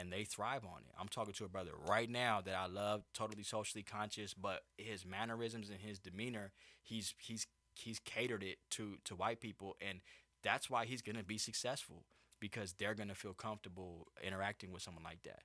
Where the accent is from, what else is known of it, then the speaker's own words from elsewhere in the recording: Anaheim, California, United States; also born or lived in Orange, California; I grew up in Orange County. I grew up in Orange and Anaheim